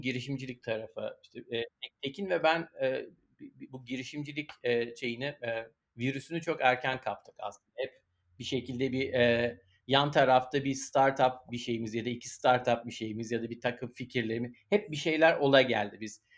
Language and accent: Turkish; Istanbul, Turkey; moved away as an adult; now in Pittsburgh, United States; İstanbul'da doğduk, büyüdük. Hayatımızın önemli bir kısmını orada geçirdik